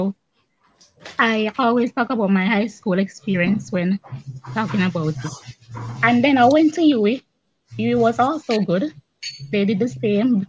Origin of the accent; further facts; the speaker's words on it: Kingston, Jamaica; I was born in Kingston